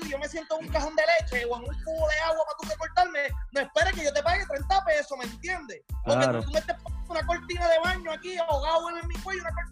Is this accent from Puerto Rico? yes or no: yes; Arroyo, Puerto Rico; moved away; also born or lived in San Juan; Yo viví en San Juan, soy de Arroyo, soy jibarico de Arroyo. Pero yo viví en San Juan y me hice en San Juan cuando crecí, mi vida profesional.